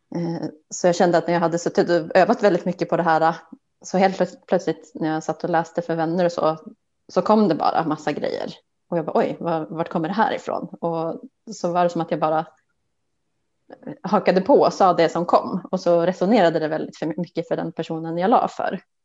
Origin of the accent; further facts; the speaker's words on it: outside Umeå, Västerbotten County, Sweden; moved away as an adult; also born or lived in Stockholm; jag är ju uppväxt eh, utanför Umeå